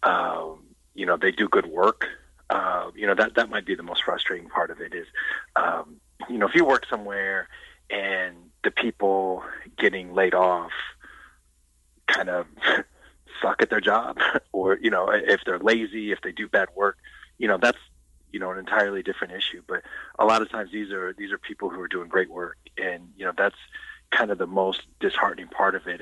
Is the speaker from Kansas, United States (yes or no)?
yes; Lawrence, Kansas, United States; I grew up in Lawrence